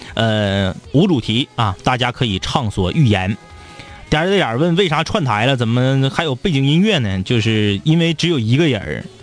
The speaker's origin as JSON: {"language": "Chinese", "town": "Changchun", "region": "Jilin", "country": "China", "tie": "born or raised there", "said": "自己长大的地方，我从小到大，呃，我们家的，呃，当然是在我出生之后啊，的第一套房子，老宅。 ，呃，也是在长春"}